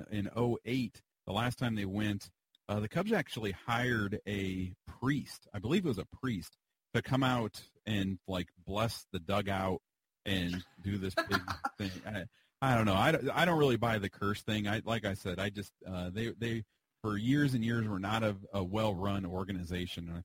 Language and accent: English; Illinois, United States; I'm from Illinois